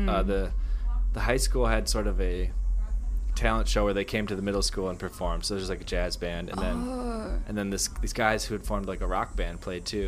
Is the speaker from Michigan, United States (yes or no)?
yes; Michigan, United States; I grew up in Michigan